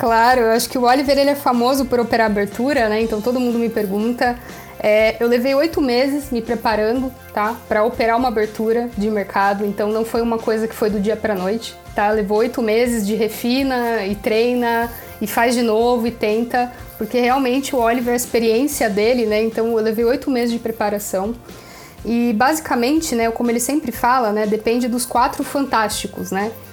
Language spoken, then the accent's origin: Portuguese; Brazil; eu sou do Brasil